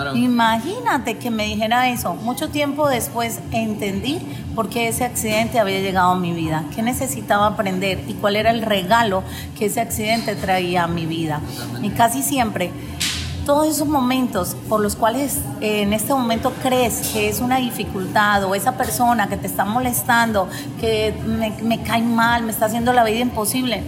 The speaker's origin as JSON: {"language": "Spanish", "country": "Colombia", "said": "yo soy colombiana"}